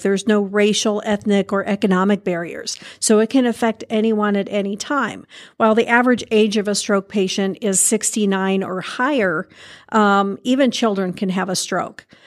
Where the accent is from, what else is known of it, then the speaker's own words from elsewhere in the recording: Indiana, United States; also born or lived in California; I grew up here in Indiana. I did some time in California, um, and, but you always come home